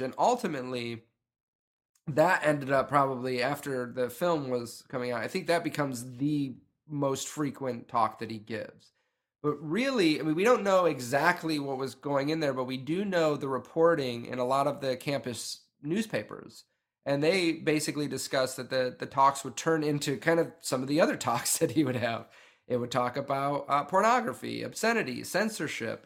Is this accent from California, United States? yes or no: no; upstate New York, United States; moved away; I grew up in New York, but I didn't grow up in New York City. I grew up in upstate New York.